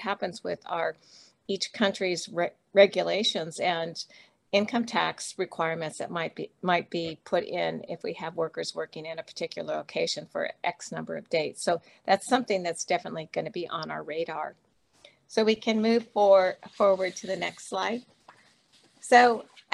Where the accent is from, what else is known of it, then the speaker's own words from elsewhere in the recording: United States; my home country of the US